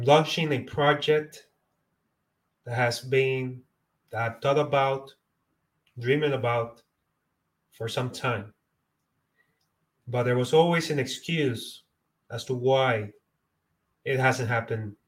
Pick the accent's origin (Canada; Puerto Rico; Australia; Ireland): Puerto Rico; now in Florida, United States; I'm a person that was born and raised in Puerto Rico or Puerto Rican, but now today residing in Florida in the United States